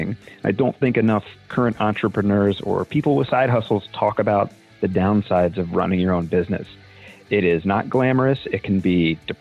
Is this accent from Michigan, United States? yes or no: no; Annapolis, Maryland, United States; I'm from Annapolis, Maryland